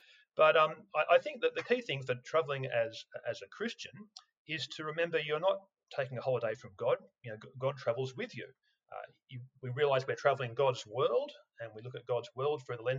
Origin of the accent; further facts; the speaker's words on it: Australia; as an Australian, if you grew up in Australia